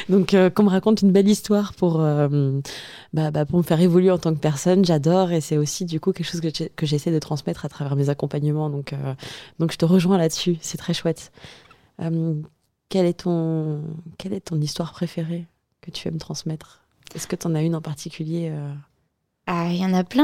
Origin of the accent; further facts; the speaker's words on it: Auvergne-Rhône-Alpes, France; moved away as an adult; also born or lived in Atlantic coast, France; je suis auvergnate